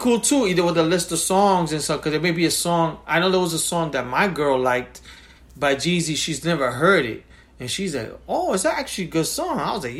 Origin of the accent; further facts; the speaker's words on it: New York, United States; I was from New York.